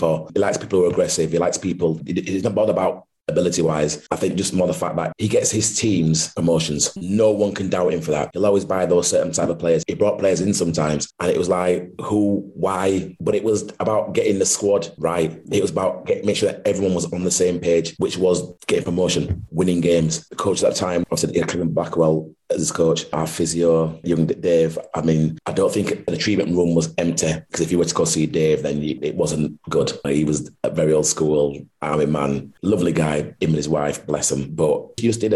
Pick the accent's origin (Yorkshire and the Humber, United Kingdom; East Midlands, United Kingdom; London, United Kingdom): Yorkshire and the Humber, United Kingdom; Huddersfield; being a local person playing for my hometown club to wear the blue and white shirt